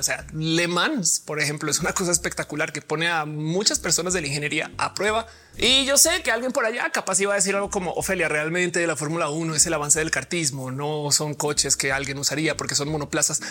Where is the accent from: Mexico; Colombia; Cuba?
Colombia; soy colombiana